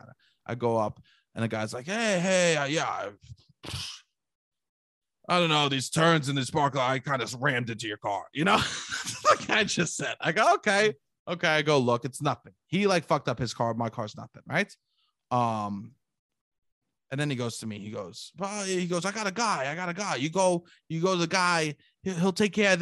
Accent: New York City, New York, United States; a true Italian, Staten Island Italian boy

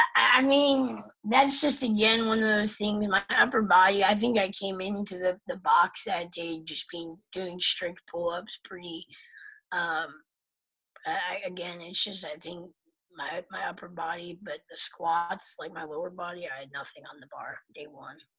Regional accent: Pennsylvania, United States; moved away; I'm from Pennsylvania originally

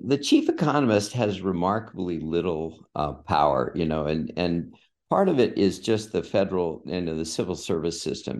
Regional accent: San Diego, California, United States; moved away as an adult; I grew up in San Diego.

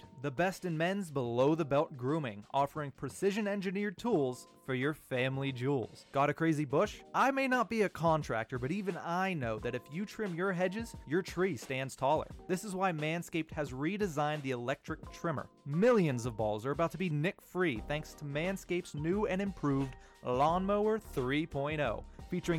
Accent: Johnstown, Pennsylvania, United States; my hometown of Johnstown, Pennsylvania

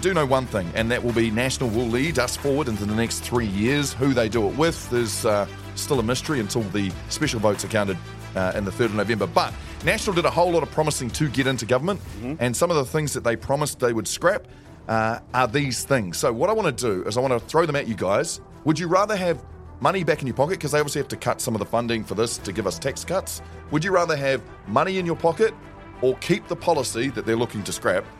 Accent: Gisborne, New Zealand; I know growing up in Gisborne, I remember playing rugby against gang members' children

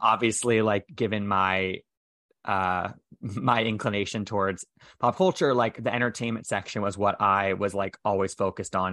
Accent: United States; in and around my hometown

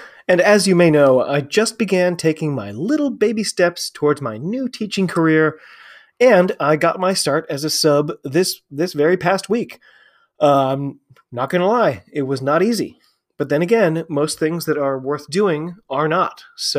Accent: United States; I'm an American rugby fan who follows the game all over the globe.

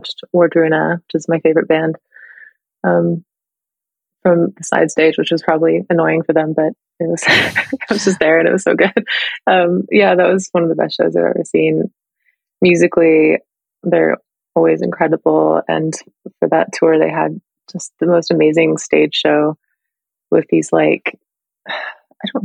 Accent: Sacramento, California, United States; Sacramento, and which is my hometown

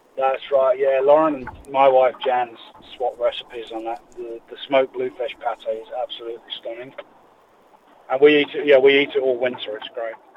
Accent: England, United Kingdom; moved away; Being English

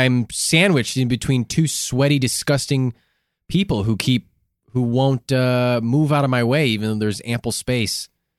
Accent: Chicago, Illinois, United States; We're from Chicago.

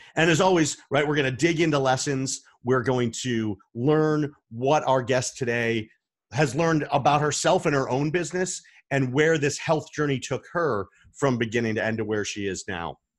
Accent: Arizona, United States; I'm from Arizona.

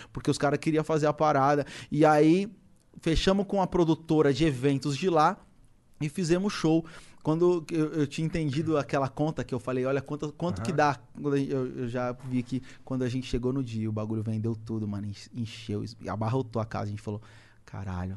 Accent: São Paulo, Brazil; also born or lived in Poá; A gente fez um show lá na minha quebrada, lá na Cachoeirinha. É um bairro vizinho do Lausanne

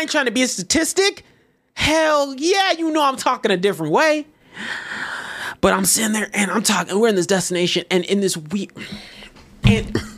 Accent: Texas, United States; I'm born and raised Texas

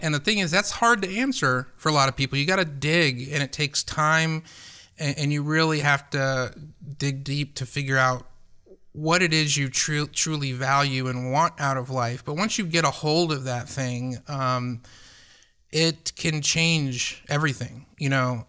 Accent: Atlanta, Georgia, United States; I didn't grow up in a small town. I grew up in Atlanta

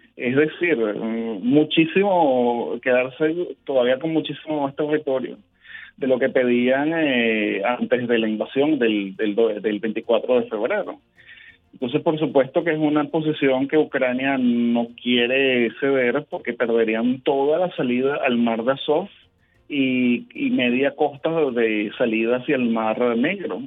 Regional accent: Venezuela; nosotros somos venezolanos

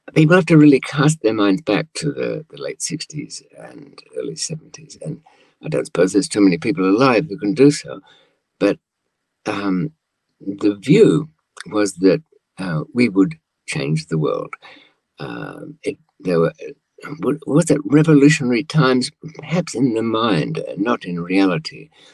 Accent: Australia; accent: old fashioned Australian, somewhat English; moved away; also born or lived in London, United Kingdom; I grew up in Australia for, I suppose, about 15 years

